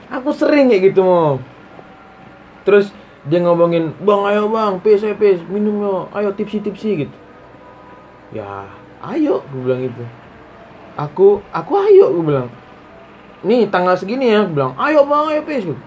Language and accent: Indonesian; Batam, Riau Islands, Indonesia; aku kan dari Batam nih ya